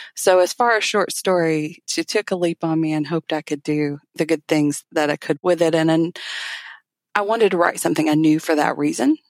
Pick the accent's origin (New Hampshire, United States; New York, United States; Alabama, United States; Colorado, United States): Alabama, United States; I'm from Alabama.